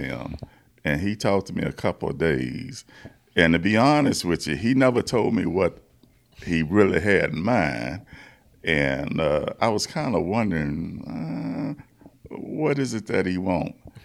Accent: Baton Rouge, Louisiana, United States; I'm from Baton Rouge, Louisiana

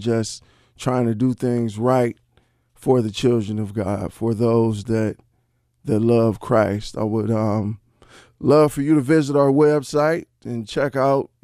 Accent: Cleveland, Ohio, United States; building homes here in my hometown of Cleveland, Ohio

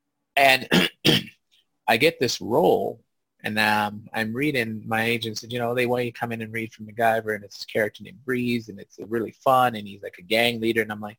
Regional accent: Canada; because I didn't understand it as a Black kid growing up in Canada.

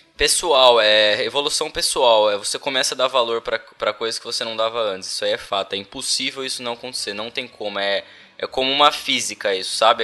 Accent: Brazil; moved away as an adult; now in Ireland; Primeira vez que eu saí do Brasil

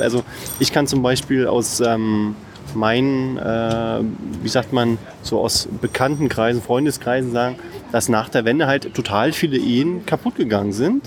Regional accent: Berlin, Germany; ich komme aus Marzahn

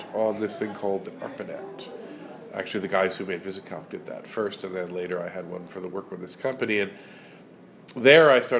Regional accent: Toronto, Ontario, Canada; I grew up in the suburbs of Toronto

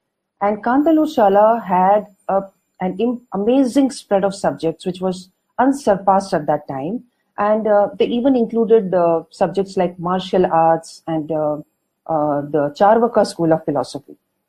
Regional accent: Mysuru, Karnataka, India; first language Kannada; English is a second language; I am from Karnataka. I was born in Mysuru, so Kannada is my mother tongue.

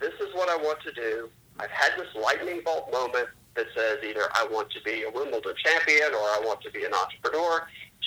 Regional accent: outside of Richmond, Virginia, United States; I grew up outside of Richmond, Virginia

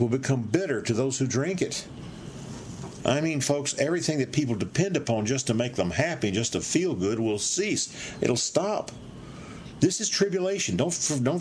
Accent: Dallas, Texas, United States; I was raised in Dallas, Texas, and what a peaceful, good city back in the 40s and 50s

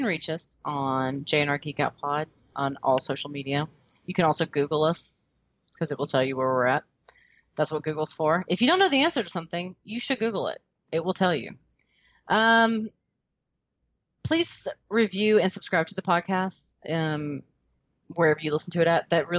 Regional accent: the South, United States; accent: Southern; Being a Southerner.

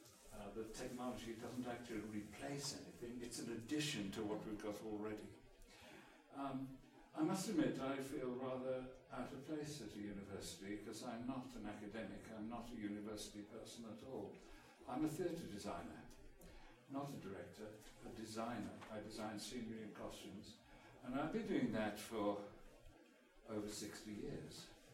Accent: England, United Kingdom; accent: English; Consequently, I've totally lost my English accent and everybody thinks I'm Canadian.

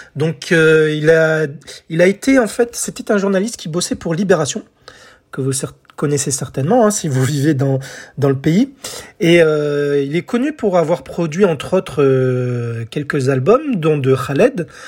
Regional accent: France; chez nous en France

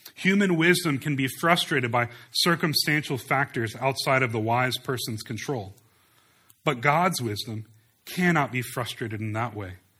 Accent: United States; we as American Christians

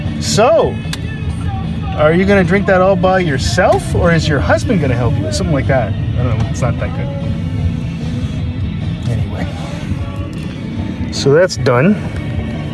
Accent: Canada; we're Canadian

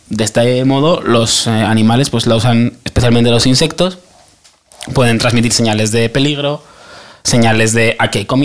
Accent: Aragon, Spain; Es, que somos maños.

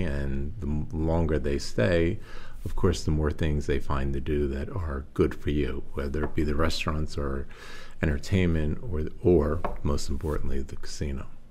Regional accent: Philadelphia, Pennsylvania, United States; moved away as an adult; also born or lived in Atlantic City / Las Vegas / Singapore; now in Waterloo, United States; I was uh, born and raised in Philadelphia and attended uh, grade school and high school in Philadelphia and college

